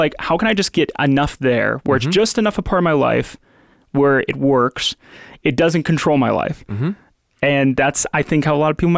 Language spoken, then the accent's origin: English; Midwest, United States; I can even think about how, you know, me growing up in the Midwest.